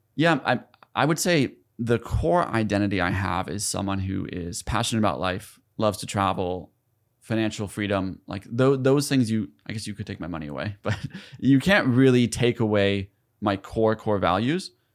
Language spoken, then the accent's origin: English; South Carolina, United States; moved away as an adult; also born or lived in Ithaca, New York; I grew up in South Carolina, like, in poverty